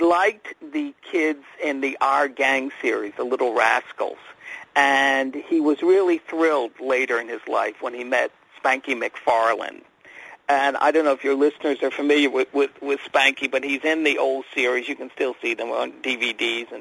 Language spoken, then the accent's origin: English; outside of Philadelphia, Pennsylvania, United States; I grew up in Pennsylvania, outside of Philadelphia